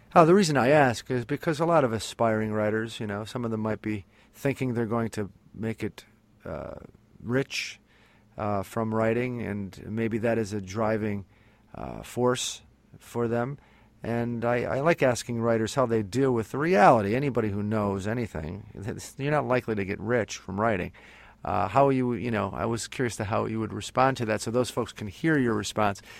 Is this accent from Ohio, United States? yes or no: no; northeastern Pennsylvania, United States; where I'm from here in northeastern Pennsylvania, I'm from the Northeast as well